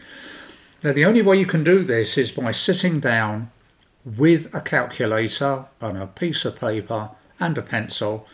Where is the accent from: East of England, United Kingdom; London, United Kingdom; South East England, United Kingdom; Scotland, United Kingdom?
London, United Kingdom; I'm from South London